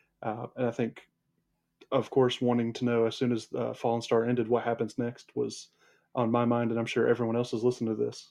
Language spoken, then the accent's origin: English; United States; as an American born and raised